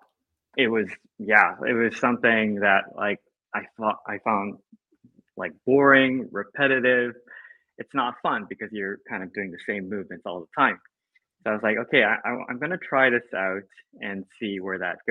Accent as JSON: {"language": "English", "country": "Japan", "tie": "born or raised there", "said": "I grew up in Japan, in a Chinese family"}